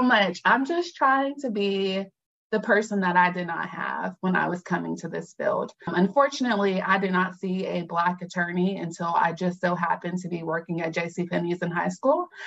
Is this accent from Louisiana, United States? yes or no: no; Fayetteville, North Carolina, United States; I am from Fayetteville, North Carolina, strong military town.